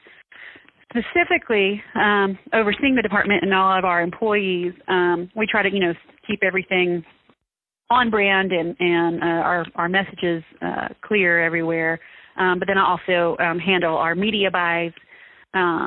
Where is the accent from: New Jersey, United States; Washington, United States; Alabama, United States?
Alabama, United States; South; moved away; I was probably 11 or 12 growing up in South Alabama